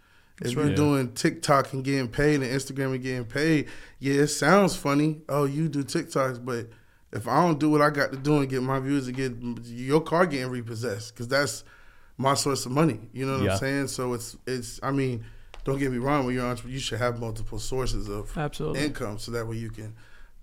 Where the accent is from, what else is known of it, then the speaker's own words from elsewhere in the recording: Lakeland, Florida, United States; I'm from Polk County.